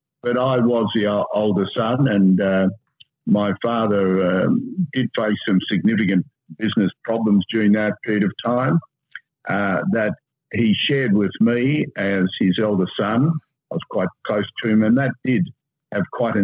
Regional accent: Sydney, New South Wales, Australia; the first son. I had two younger brothers, and I was brought up in Cremorne and Seaforth and then Mossman

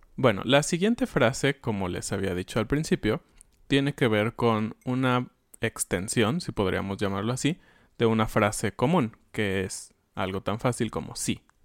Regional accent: Mexico; como somos los mexicanos

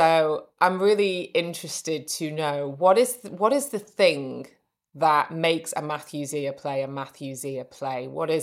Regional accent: Manchester, North West England, United Kingdom; also born or lived in Wales; I always kind of say Manchester because I was born in Manchester.

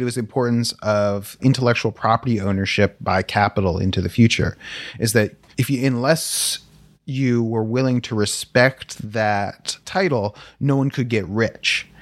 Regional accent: Palo Alto, California, United States; growing up in Palo Alto

